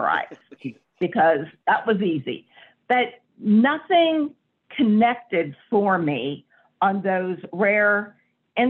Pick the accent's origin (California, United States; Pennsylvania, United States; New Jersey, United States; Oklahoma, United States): Pennsylvania, United States; Johnstown; I was born in Johnstown, Pennsylvania. It's in the western part of Pennsylvania. I am a coal miner's daughter. I grew up in a middle-class neighborhood